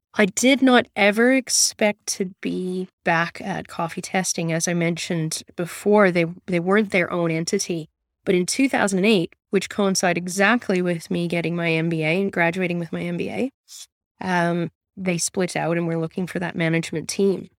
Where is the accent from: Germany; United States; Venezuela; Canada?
Canada; moved away as an adult; now in Newcastle, Australia; I'm Canadian originally